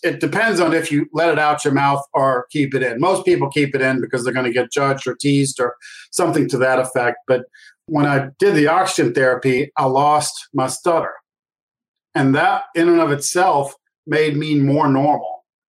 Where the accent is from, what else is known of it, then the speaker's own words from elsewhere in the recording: New Orleans, Louisiana, United States; I grew up in New Orleans